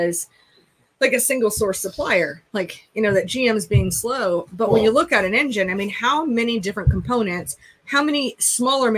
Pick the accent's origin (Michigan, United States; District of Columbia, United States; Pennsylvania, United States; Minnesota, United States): Minnesota, United States; moved away; I grew up in Newall, Minnesota, and it is a home for 3M.